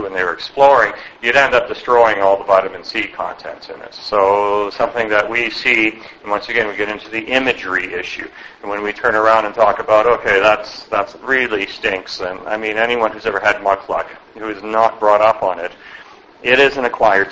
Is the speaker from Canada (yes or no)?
yes; Winnipeg, Manitoba, Canada; I was born and raised in Winnipeg